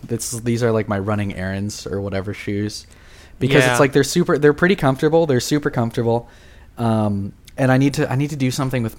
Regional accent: Orange County, California, United States; I'm from Orange County.

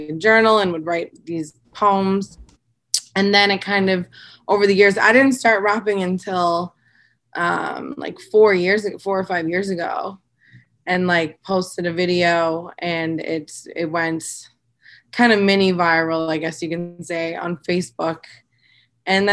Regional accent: Collingwood, Ontario, Canada; now in Toronto, Canada; I'm from Collingwood

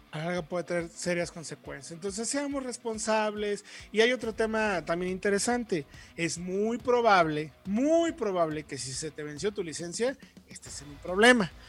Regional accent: Mexico; como mexicanos

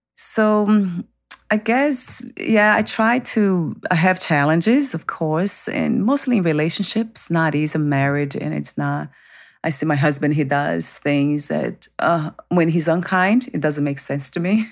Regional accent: Brazil; moved away; growing up in Brazil, that I was, um, born into family that was very dysfunctional

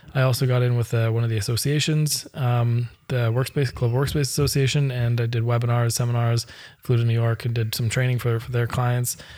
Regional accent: Canada; I'm Canadian

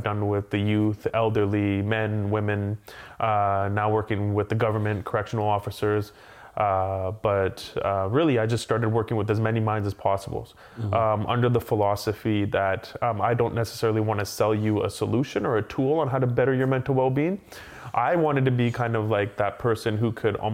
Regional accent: Abbotsford, British Columbia, Canada; first language English; So I grew up in Abbotsford, and family was, they came from India

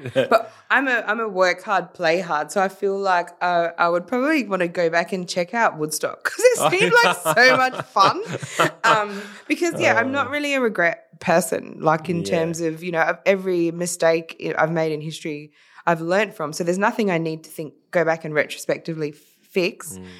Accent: Philippines; now in Australia; I'm Filipino, Daniel, we believe in bartering.

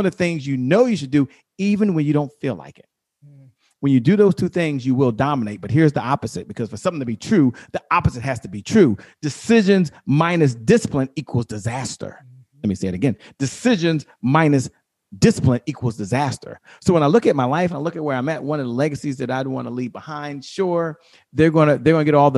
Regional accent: Washington, District of Columbia, United States; I'm from Washington, D.C.

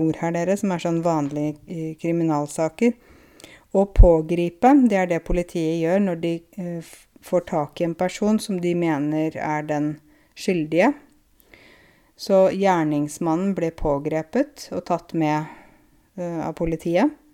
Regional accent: Norway; Jeg er en nordmann selv om jeg er kvinne

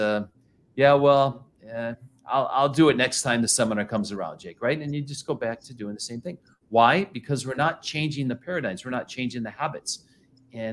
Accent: Flint, Michigan, United States; I grew up in Flint, Michigan

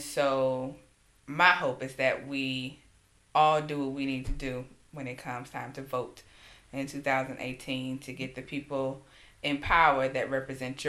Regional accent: Alabama, United States; my home state of Alabama

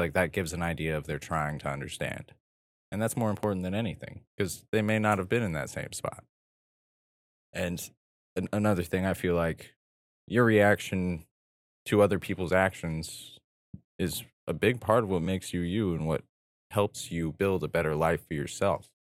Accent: Southern California, United States; I was born and raised in this desert town.

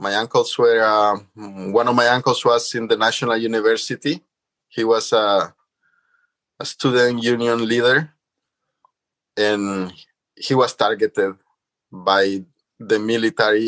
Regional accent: San Salvador, El Salvador; moved away; I lived in the suburbs of San Salvador, and there was still a lot of green spaces for me to go play

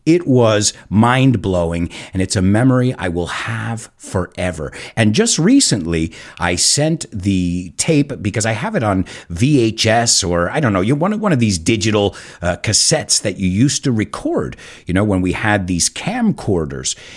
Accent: United States

